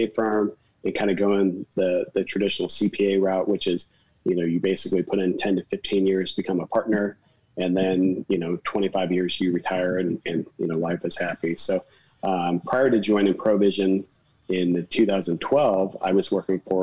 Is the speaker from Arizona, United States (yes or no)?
yes; Phoenix, Arizona, United States; I grew up in Phoenix and it's really hot in the summertime